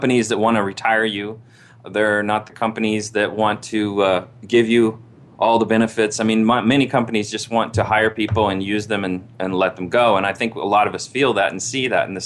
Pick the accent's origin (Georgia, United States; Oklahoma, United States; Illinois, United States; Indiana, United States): Indiana, United States; I grew up in Indiana, and my father worked in a General Motors factory